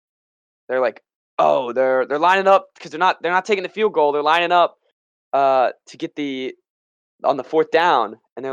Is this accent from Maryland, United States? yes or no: yes; Maryland, United States; we're from Washington. Or from Maryland.